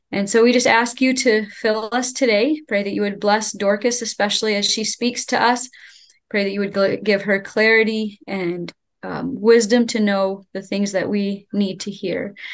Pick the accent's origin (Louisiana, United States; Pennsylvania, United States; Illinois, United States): Pennsylvania, United States; State College; we are from State College, Pennsylvania, part of the Followers of Jesus Church here.